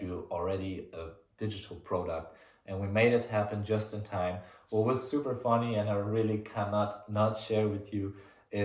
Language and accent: English; Giessen, Hesse, Germany; In my hometown in Gießen